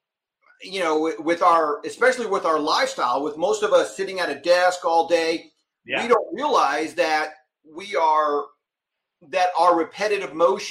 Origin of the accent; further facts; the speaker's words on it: Texas, United States; my home state of Texas